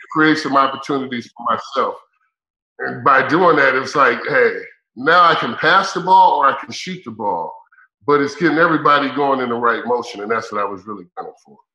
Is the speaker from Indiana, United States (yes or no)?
yes; Indiana, United States; I'm from Indiana